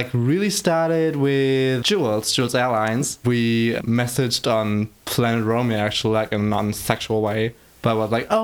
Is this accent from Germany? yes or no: yes; Greifswald, Mecklenburg-Vorpommern, Germany; English is a second language; moved away as an adult; now in Berlin, Germany; I'm from Greifswald, Germany, like up in the north of Germany at the Baltic Sea, little small town. And I moved to Berlin 1 year ago